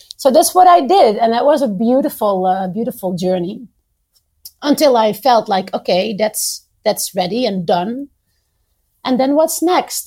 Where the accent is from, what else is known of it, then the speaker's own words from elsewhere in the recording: Netherlands; moved away as an adult; now in Beirut, Lebanon; I did move at one point from my home country, the Netherlands, to Lebanon when I met my husband, and I moved here 11 years ago